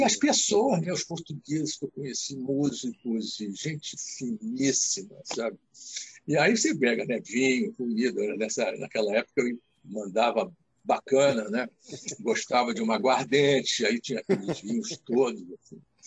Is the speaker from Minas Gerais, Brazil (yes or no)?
no; Rio de Janeiro, Brazil; sou criado, nascido e criado na Muda da Tijuca.